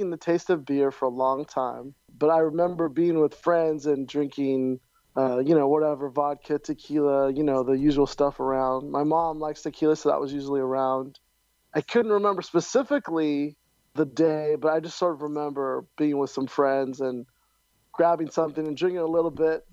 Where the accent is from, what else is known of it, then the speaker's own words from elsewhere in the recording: San Francisco, California, United States; I'm from San Francisco